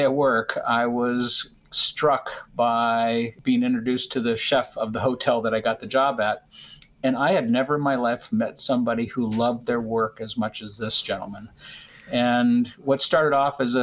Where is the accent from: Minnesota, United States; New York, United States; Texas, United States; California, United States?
Minnesota, United States; moved away; also born or lived in Pennsylvania / Florida / West Virginia / Gstaad, Switzerland; Growing up in Minnesota with two older brothers